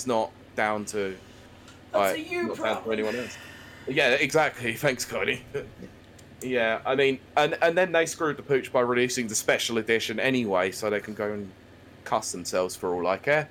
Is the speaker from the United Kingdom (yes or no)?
yes; United Kingdom; us Brits.